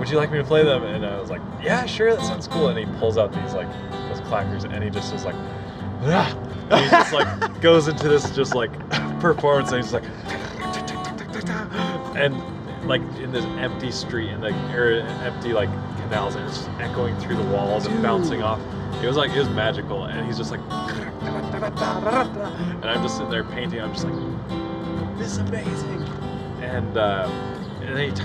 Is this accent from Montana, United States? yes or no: yes; Montana, United States; I'm from Montana.